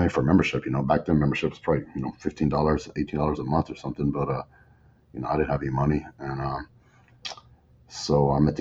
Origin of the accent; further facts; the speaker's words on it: West Texas, United States; I grew up in West Texas, small town